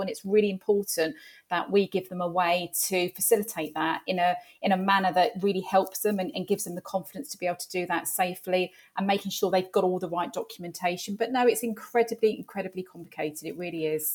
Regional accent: London, United Kingdom; moved away as an adult; now in Hertfordshire, United Kingdom; I am a Londoner, born and bred. I live in Hertfordshire now and have done for the past twenty-five years. But, um, yeah, North London girl

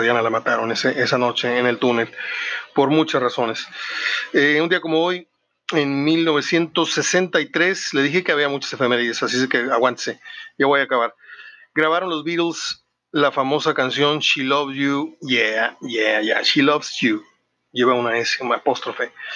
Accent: Mexico; also born or lived in Monterrey / Mexico City / San Luis Potosí; realmente yo quiero mucho mi tierra, quiero mucho a Monterrey, quiero mucho a la Ciudad de México, mis dos ciudades favoritas, y, San Luis Potosí, que es la otra en la que he pasado temporadas de mi vida importantes

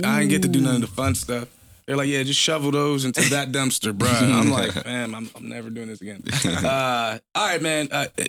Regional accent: Buffalo, New York, United States; now in Pittsburgh, United States; I'm not originally from Pittsburgh. I'm from Buffalo.

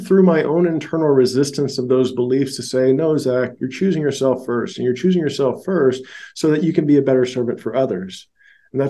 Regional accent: Georgia, United States; also born or lived in Louisiana; I was raised in Georgia and I was born in Louisiana

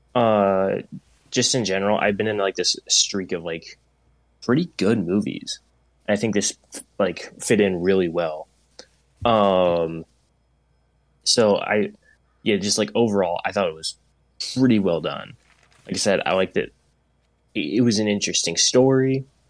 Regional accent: Portland, United States; I grew up in Portland

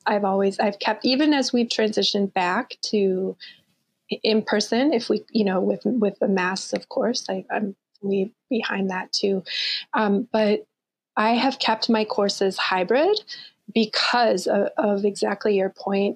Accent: Eagan, Minnesota, United States; also born or lived in Mankato, Minnesota; I was born there, and when I was about two, my family moved to Eagan, Minnesota

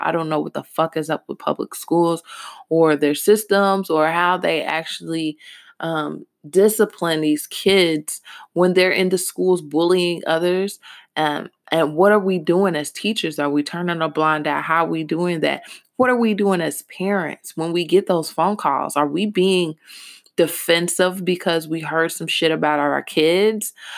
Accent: Louisville, Kentucky, United States; Louisville, Kentucky is my hometown

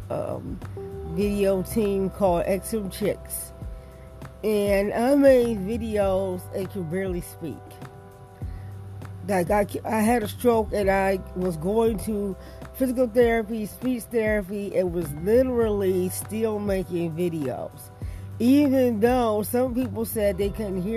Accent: Detroit, Michigan, United States; the way I was brought up in Detroit

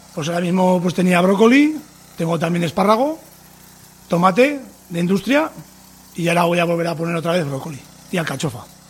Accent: Tudela, Navarre, Spain; de Tudela, Navarra, agricultor

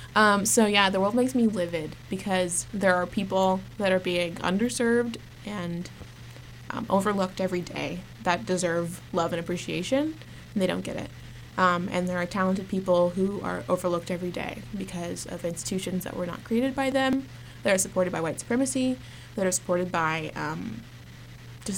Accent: Norman, Oklahoma, United States; moved away as an adult; now in Boston, United States; OU, which is the university of my hometown

